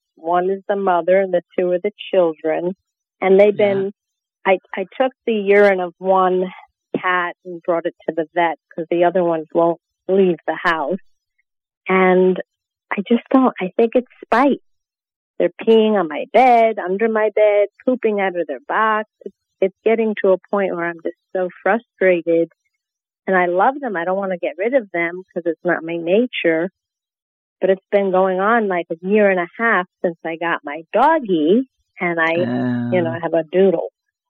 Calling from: Fort Lauderdale, Florida, United States; I'm from Fort Lauderdale, Florida

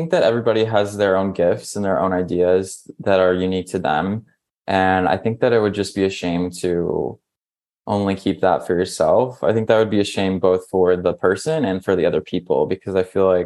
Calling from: Brooklyn, New York, United States; So I'm here at home in Brooklyn in New York.

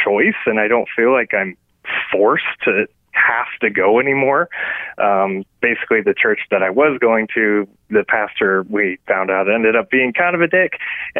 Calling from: Virginia, United States; from Virginia.

